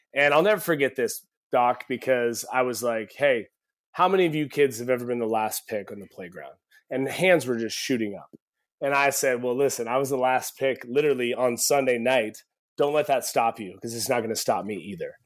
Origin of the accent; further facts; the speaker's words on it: Eugene, Oregon, United States; growing up in Eugene, Oregon